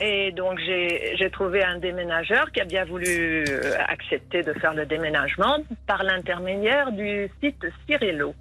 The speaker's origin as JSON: {"language": "French", "town": "Font-Romeu", "region": "Occitania", "country": "France", "moved": "as an adult", "lives_now": "Madeira, Portugal", "said": "En France, j'étais du sud de la France, du côté de Perpignan, à Font-Romeu exactement"}